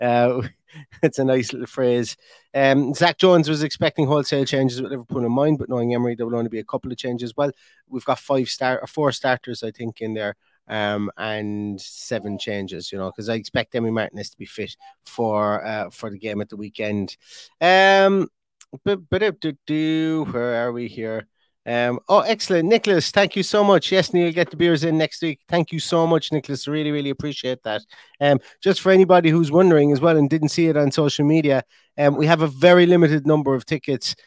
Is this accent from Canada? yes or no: no; Ireland; I'm an Irishman